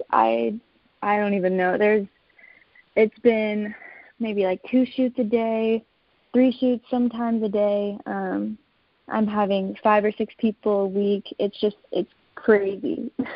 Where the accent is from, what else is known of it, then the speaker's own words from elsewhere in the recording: Texas, United States; moved away as an adult; now in Phoenix, United States; I'm actually born and raised in Texas, and my family moved here my sophomore year of college.